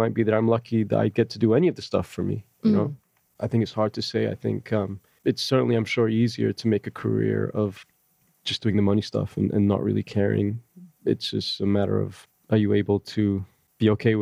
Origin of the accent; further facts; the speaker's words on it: Malaysia; moved away; I was from Malaysia